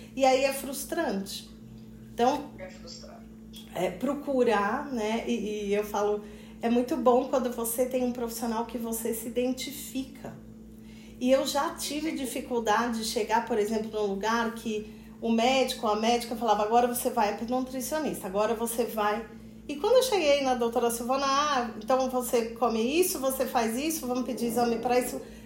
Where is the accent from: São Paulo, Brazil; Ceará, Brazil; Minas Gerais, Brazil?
Minas Gerais, Brazil; Poços de Caldas; moved away; eu sou de Poços de Caldas, né? Mas fazia muito tempo que eu não morava